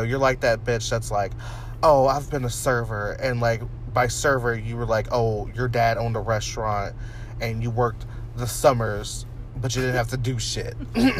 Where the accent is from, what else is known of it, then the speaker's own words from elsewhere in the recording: Canada; I only watch G-rated movies and don't drink pop. You know, and I'm from Canada.